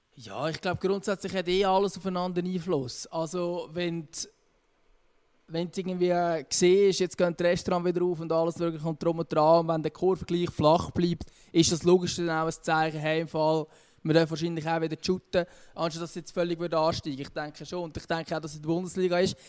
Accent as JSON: {"language": "German", "country": "Switzerland"}